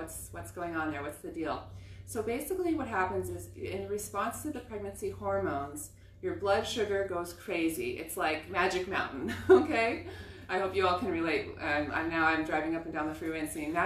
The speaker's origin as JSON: {"language": "English", "region": "Southern California", "country": "United States", "tie": "born or raised there", "also_born_or_lived": "Israel", "moved": "as an adult", "said": "I grew up in Southern California"}